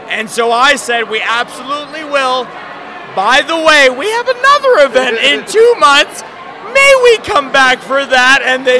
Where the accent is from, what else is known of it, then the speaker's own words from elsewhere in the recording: New York, United States; I am a New Yorker. So trust me when I tell you, I pulled every string in my New York bag that I could find.